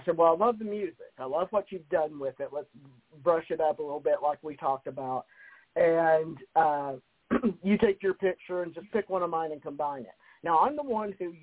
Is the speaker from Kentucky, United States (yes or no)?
yes; Kentucky, United States; moved away; I came from Kentucky